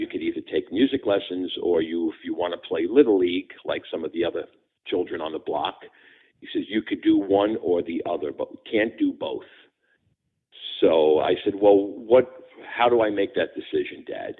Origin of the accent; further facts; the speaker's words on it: West New York, New Jersey, United States; also born or lived in Pompton Plains, New Jersey; I was born in Hudson County, New Jersey, in a small town called West New York, New Jersey, west of New York City, right across from the city, and I lived there for about 30 years.